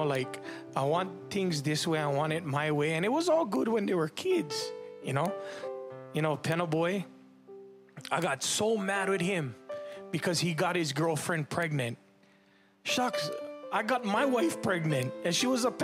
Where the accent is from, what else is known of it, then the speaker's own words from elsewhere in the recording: Waianae, Hawaii, United States; also born or lived in Makaha; I grew up in Waianae. I grew up in Makaha.